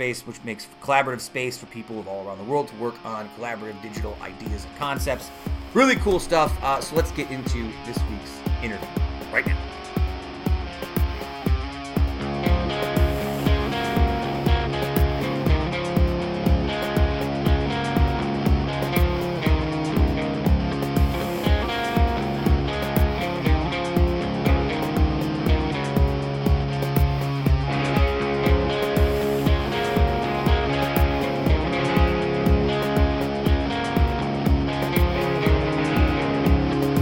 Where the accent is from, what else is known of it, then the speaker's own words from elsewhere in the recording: Utica, New York, United States; I grew up in Utica, so I went to like the largest public school in the county.